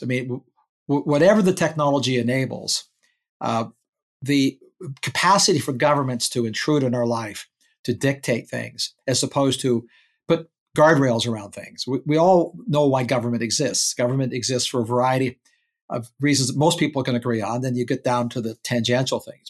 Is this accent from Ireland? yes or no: no; Canada; moved away as an adult; now in United States; I emigrated to America as a Canadian